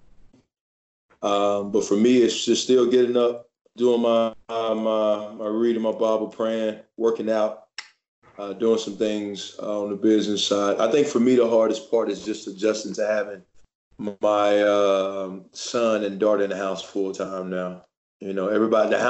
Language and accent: English; Louisiana, United States; now in Frisco, United States; I'm a Cowboys fan from Louisiana